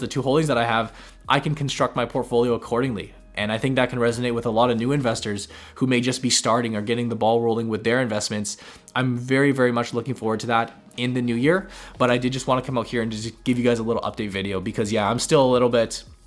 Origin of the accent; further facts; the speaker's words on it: Canada; us as Canadian investors